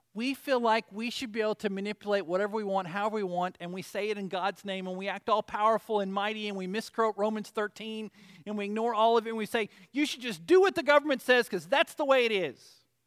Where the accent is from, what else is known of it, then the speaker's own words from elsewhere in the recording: Arkansas, United States; I'm from Arkansas